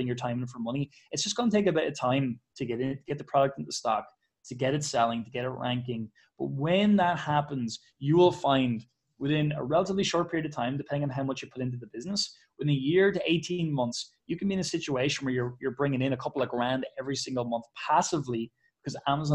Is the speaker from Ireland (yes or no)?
yes; Ireland; I'm Irish